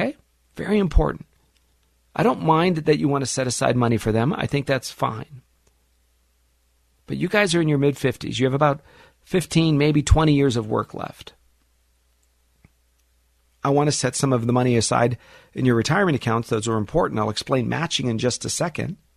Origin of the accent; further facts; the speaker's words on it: Los Angeles, California, United States; I'm a teenager, 15, 16 years old, growing up in the San Fernando Valley